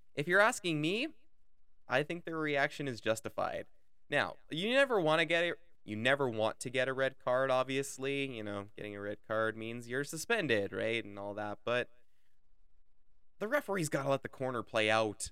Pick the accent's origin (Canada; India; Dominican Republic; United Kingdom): Canada; as a Canadian